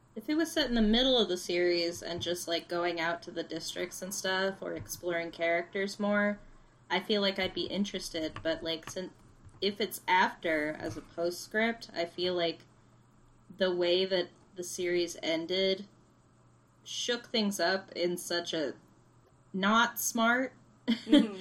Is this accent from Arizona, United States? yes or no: yes; Arizona, United States; I'm from Arizona. Mm-hmm. Um, that's where my family lives